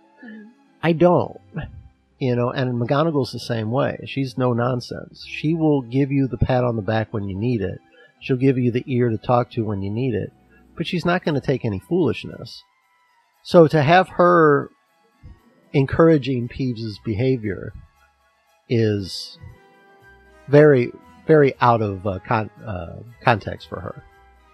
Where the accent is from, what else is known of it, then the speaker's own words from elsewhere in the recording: United States; as an American